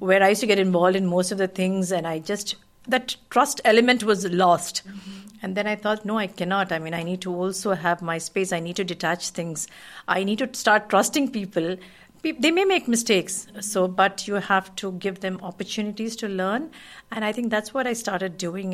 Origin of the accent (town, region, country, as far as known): Kuwait; born or raised there; moved away as an adult; also born or lived in India